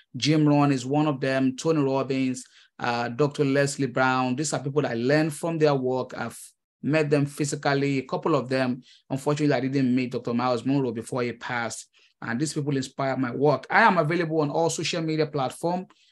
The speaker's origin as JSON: {"language": "English", "country": "Nigeria", "moved": "as an adult", "lives_now": "United States", "said": "I am a Nigerian immigrant. Uh, I came to the United States uh, early 2015"}